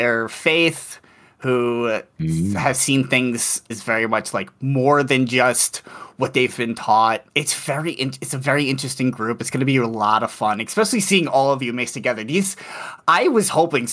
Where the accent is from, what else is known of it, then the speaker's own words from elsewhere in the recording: New York City, New York, United States; now in Madison, United States; I currently live in Wisconsin, in Madison, Wisconsin. But I'm originally from New York City